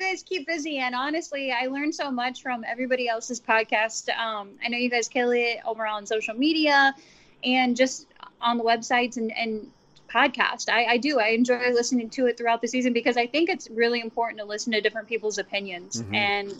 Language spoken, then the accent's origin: English; Wilmington, Ohio, United States; Yeah, I'm from a really small town. I'm actually in small town. I think Bengals fans will know it because I grew up near Wilmington, Ohio, and they used to have training camp at Wilmington College.